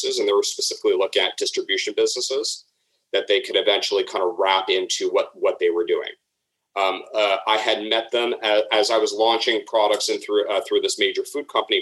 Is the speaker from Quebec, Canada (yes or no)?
no; Toronto, Ontario, Canada; moved away; also born or lived in Chicago; Well, I'm originally from Toronto. I'm kind of half Toronto, half Chicago, but stuck here in Toronto